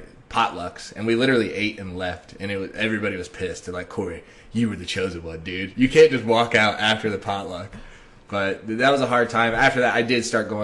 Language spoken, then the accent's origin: English; Springfield, Ohio, United States; moved away; I am from Springfield, Ohio